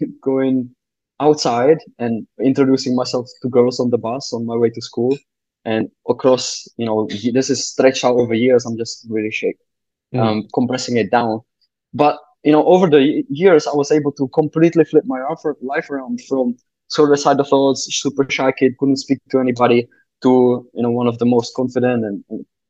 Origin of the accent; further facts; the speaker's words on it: Czechia; moved away; I'm from the Czech Republic originally.